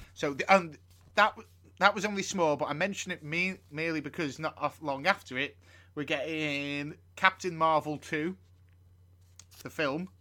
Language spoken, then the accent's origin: English; United Kingdom; as a British person